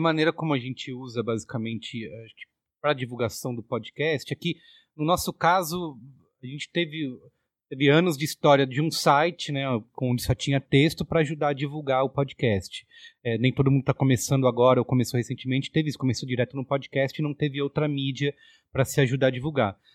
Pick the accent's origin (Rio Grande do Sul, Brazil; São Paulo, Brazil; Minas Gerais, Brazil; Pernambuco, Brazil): Minas Gerais, Brazil; Barbacena; moved away; quando eu era jovem lá em Barbacena